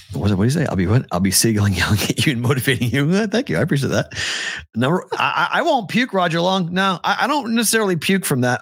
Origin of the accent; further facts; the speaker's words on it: Andover, Massachusetts, United States; moved away; I'm from Andover, Massachusetts